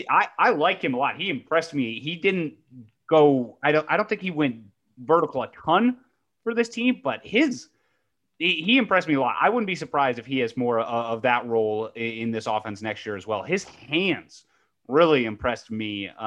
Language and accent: English; Ohio, United States; And I grew up in Ohio State country, of course, you know, being a Cleveland Browns fan as well.